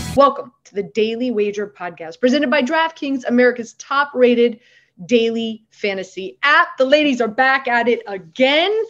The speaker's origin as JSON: {"language": "English", "town": "Miami", "region": "Florida", "country": "United States", "moved": "yes", "lives_now": "New York, United States", "said": "I'm from Miami. I live in New York now, but I'm still a Miami 305 girl at heart."}